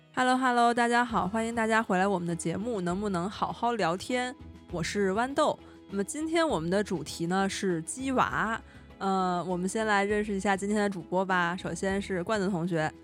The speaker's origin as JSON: {"language": "Chinese", "region": "Beijing", "country": "China", "tie": "born or raised there", "said": "我从小生活在北京嘛，就生活和升学 都在北京"}